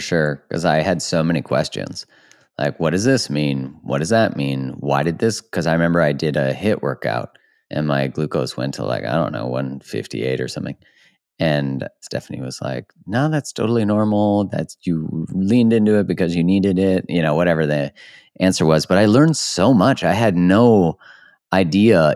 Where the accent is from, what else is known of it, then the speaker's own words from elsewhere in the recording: Canada; I'm a Canadian